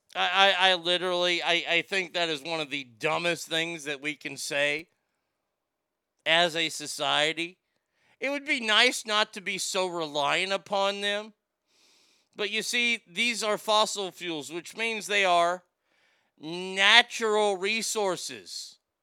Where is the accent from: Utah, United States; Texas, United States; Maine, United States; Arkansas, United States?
Texas, United States; I grew up here in Texas